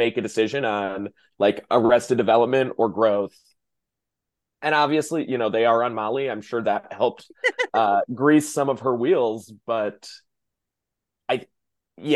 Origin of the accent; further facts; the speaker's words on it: Midwest, United States; now in Washington, D.C., United States; I'm from the Midwest.